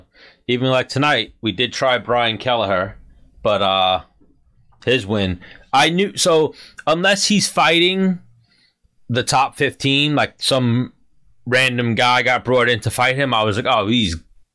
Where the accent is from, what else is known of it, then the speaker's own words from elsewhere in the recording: Long Island, New York, United States; Well, I grew up here, born and raised